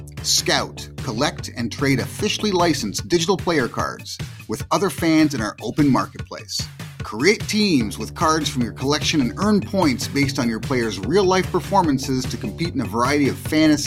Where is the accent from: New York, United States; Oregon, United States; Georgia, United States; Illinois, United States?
New York, United States; Brooklyn; I grew up in Brooklyn, but I'm not a Yankees fan, really.